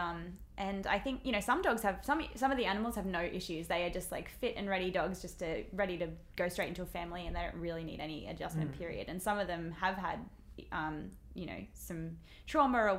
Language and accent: English; Mullumbimby, New South Wales, Australia; I grew up in Mullumbimby, which is town in Byron Bay in northern New South Wales, and I grew up on a big farm there